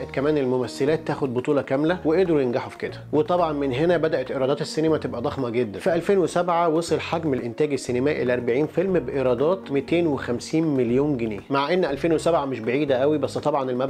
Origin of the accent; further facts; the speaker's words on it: Egypt; وبما ان انا مصري